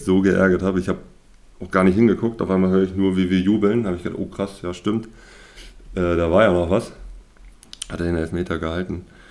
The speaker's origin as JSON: {"language": "German", "town": "Horst", "region": "Mecklenburg-Vorpommern", "country": "Germany", "tie": "born or raised there", "also_born_or_lived": "Stralsund", "said": "aufgewachsen bin ich größtenteils in Horst. Das ist ein Dorf in der Nähe oder zwischen Grimm, Straßen und Greifswald sozusagen im Dreieck drin"}